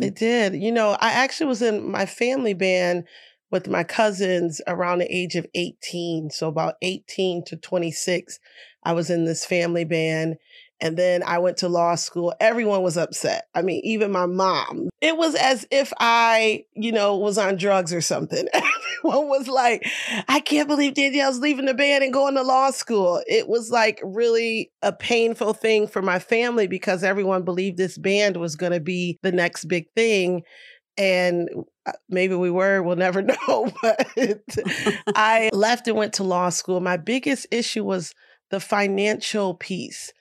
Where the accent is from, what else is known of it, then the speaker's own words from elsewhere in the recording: Rochester, New York, United States; I have, like, the best community in Rochester, New York